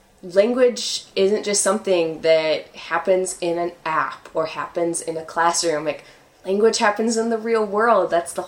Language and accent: English; United States; moved away as an adult; now in Chile; We're both from the United States